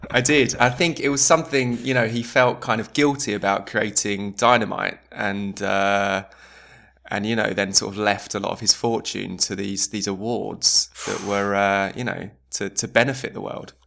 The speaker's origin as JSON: {"language": "English", "region": "England", "country": "United Kingdom", "moved": "yes", "lives_now": "Sweden", "said": "for an English, for an Englishman"}